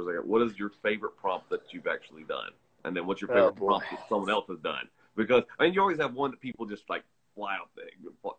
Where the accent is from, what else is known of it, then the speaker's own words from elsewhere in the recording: the South, United States; moved away; Well, see, I'm from the South, and we get tornadoes all the time.